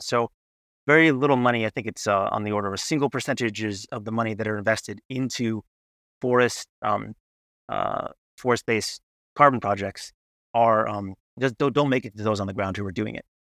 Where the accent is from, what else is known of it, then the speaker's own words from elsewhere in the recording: United States; as an American